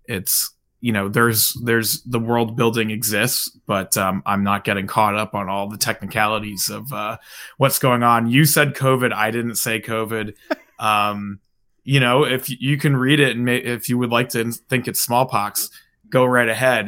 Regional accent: New Jersey, United States; moved away; I'm originally from New Jersey

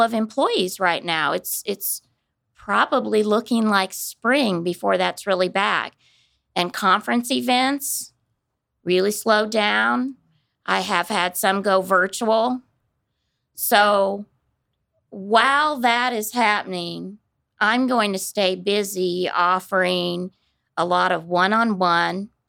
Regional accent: Kansas City, United States; moved away as an adult; also born or lived in Dallas, Texas; now in Wichita, United States; I grew up in the Kansas City area

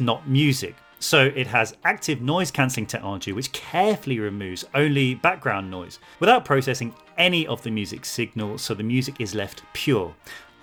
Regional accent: United States; I'm from the USA, and I'm an American-Mexican, or Mexican-American.

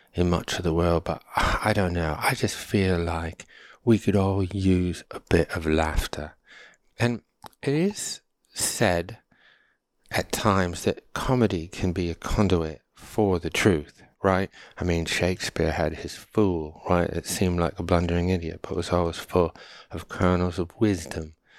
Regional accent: United States; also born or lived in Connecticut / New York; now in California, United States; I'm American

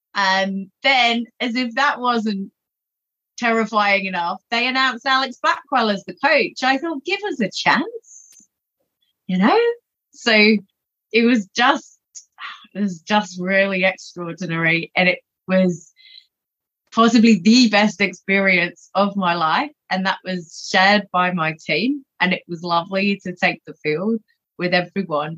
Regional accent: England, United Kingdom; moved away as an adult; now in Australia; growing up in England

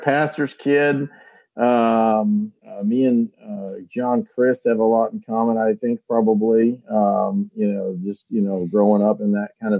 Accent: Milwaukee, Wisconsin, United States; I was born and raised in Milwaukee. Wisconsin.

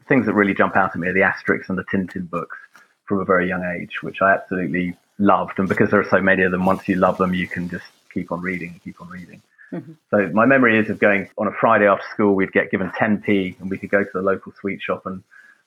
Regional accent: London, United Kingdom; now in Oxford, United Kingdom; I grew up in Lewisham in southeast London

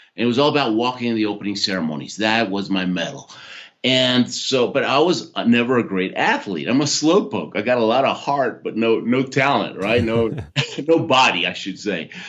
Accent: Houston, Texas, United States; born or raised there; also born or lived in Argentina

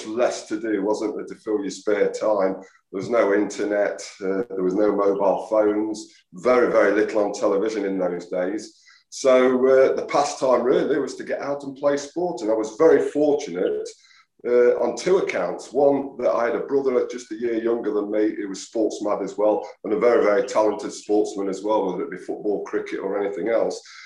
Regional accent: Mansfield, East Midlands, United Kingdom; I am from Mansfield

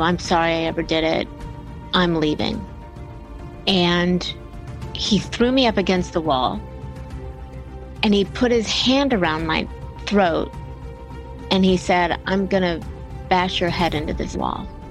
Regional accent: Bellevue, Ohio, United States; now in Atlanta, United States; I grew up in Bellevue, Ohio, which is a tiny little town smack between Toledo and Cleveland

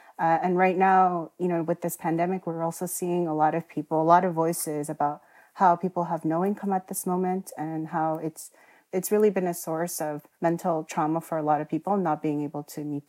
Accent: Queens, New York, United States; my personal experiences growing up in Queens as part of working class immigrant communities has really shaped my commitment to working in public policy and being a public servant.

